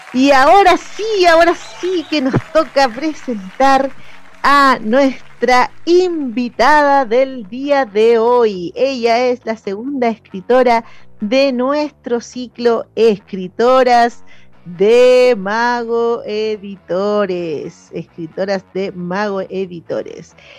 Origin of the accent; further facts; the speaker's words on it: Maipo, Paine, Buin, Alto Jahuel, Santiago Metropolitan Region, Chile; nuestro público es de acá de la zona periférica de Santiago, somos de Maipo, Paine, Buin, Alto Jawel